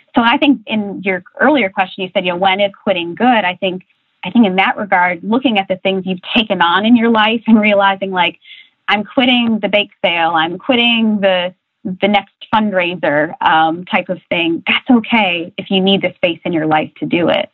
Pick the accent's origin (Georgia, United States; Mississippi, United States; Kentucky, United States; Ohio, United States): Ohio, United States; Republic; the town I was born and raised in, Republic, Ohio, population 16, uh, population 600